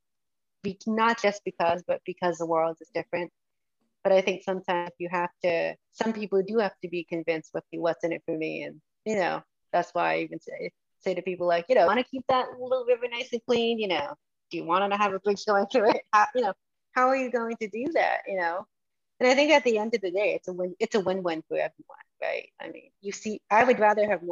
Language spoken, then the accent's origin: English; Massachusetts, United States; I grew up in Massachusetts